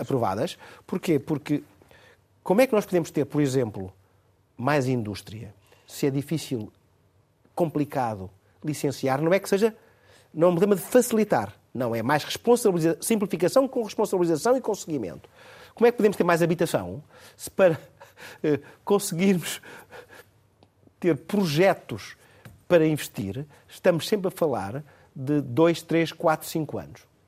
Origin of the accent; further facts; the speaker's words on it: Torres Vedras, Lisbon, Portugal; É da minha terra, Torres Vedras, Caldas e Penis, da minha zona